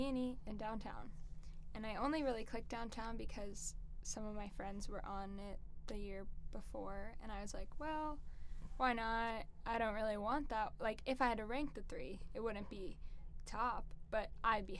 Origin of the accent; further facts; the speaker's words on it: Philadelphia, Pennsylvania, United States; moved away as an adult; now in Clemson, United States; I am from the Philadelphia area, so pretty far